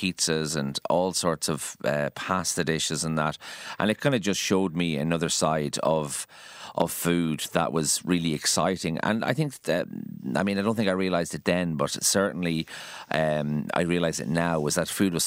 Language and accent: English; County Kildare, Ireland; also born or lived in Dublin; now in Galway, Ireland; I went to school in Kildare, so that's where I'm from.